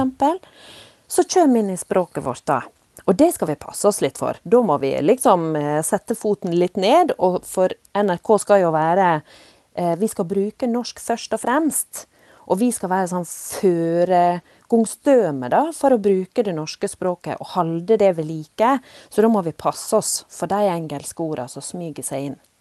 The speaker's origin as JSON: {"language": "Norwegian", "town": "Volda", "region": "Møre og Romsdal", "country": "Norway", "tie": "born or raised there", "moved": "yes", "said": "jeg òg vokst opp i nynorske land i Volda på Sunnmøre"}